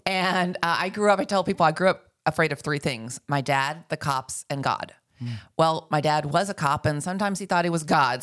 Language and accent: English; Dallas, Texas, United States; moved away as an adult; now in Northwest Arkansas, United States; I grew up in North Texas, uh, and, and of course in Dallas